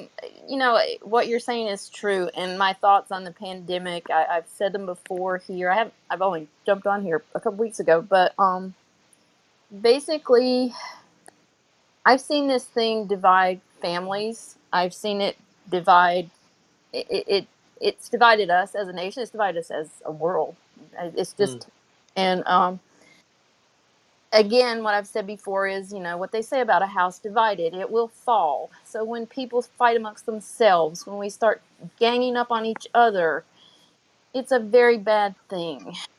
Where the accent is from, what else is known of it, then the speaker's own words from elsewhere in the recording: Florida, United States; I am from South Florida.